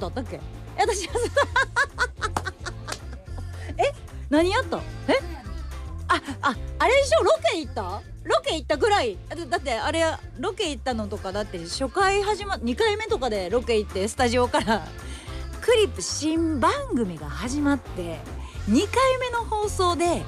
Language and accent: Japanese; Shimane, Japan; moved away; 地元の出雲大社